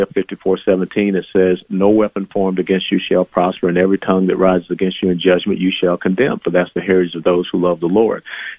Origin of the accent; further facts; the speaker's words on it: Atlanta, Georgia, United States; I was born in a blacks-only hospital in Atlanta, Georgia. I grew up in the cradle of the civil rights movement there in the old Fourth Ward neighborhood of Atlanta, Georgia